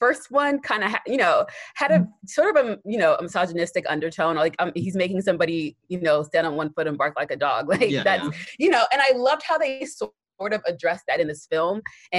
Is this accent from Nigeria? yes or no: yes; Nigeria; I'm Nigerian